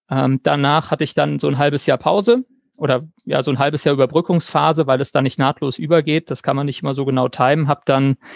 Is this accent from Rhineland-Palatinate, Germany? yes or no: yes; Mainz, Rhineland-Palatinate, Germany; Ähm, ich äh, komme aus Mainz ähm, und habe an der, Johann, also wohne in Mainz und habe an der Johannes Gutenberg Universität studiert